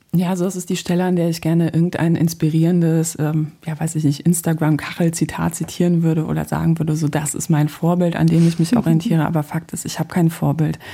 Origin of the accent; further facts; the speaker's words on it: Poland; now in Germany; Ich bin nämlich ähm, gebürtige Polin